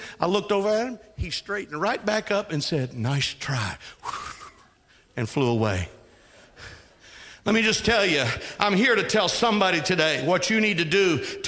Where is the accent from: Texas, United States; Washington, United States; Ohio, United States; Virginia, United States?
Texas, United States; I was raised in Texas